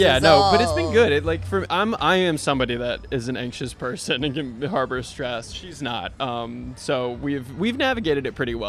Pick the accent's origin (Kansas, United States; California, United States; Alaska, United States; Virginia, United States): Virginia, United States; I'm from Virginia.